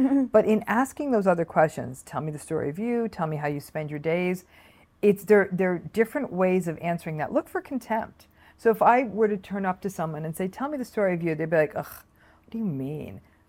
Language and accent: English; Michigan, United States; I have my own business. I grew up in Michigan, whatever.